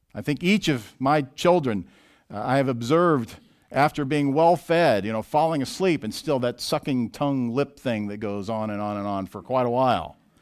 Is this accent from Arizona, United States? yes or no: no; Southwest Missouri, United States; I grew up in Southwest Missouri, where there was a lot of bodies of water to choose from